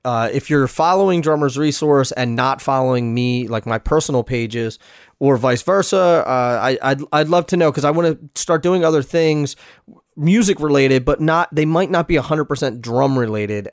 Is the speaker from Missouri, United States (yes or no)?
no; Philadelphia, Pennsylvania, United States; my hometown in Philly